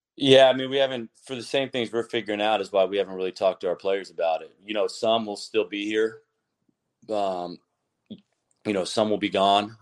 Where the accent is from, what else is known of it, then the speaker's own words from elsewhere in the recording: Lakeland, Florida, United States; I'm from Lakeland